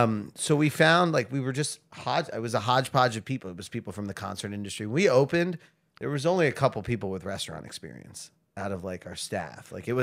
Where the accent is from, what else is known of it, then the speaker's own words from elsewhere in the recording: Philadelphia, Pennsylvania, United States; moved away as an adult; now in Baltimore, United States; I'm from Philadelphia.